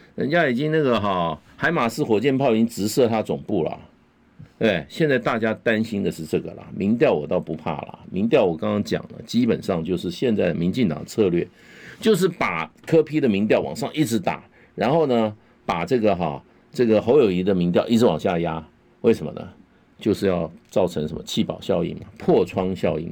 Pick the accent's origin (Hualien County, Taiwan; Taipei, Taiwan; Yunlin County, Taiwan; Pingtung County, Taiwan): Taipei, Taiwan; 我在台北市从小长大，出生长在台北市